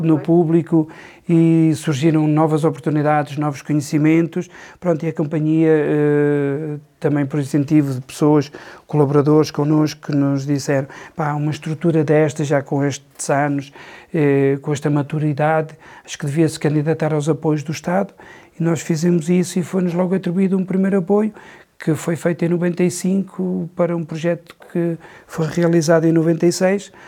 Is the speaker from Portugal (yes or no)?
yes; Campo Benfeito, Norte, Portugal; Nasci aqui em Campo Bem Feito, vivi sempre aqui